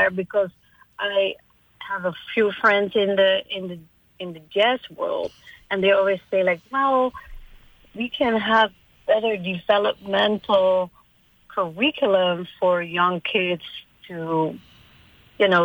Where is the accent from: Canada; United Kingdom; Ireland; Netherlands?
Netherlands; moved away as an adult; also born or lived in Virgin Islands; I'm from the Netherlands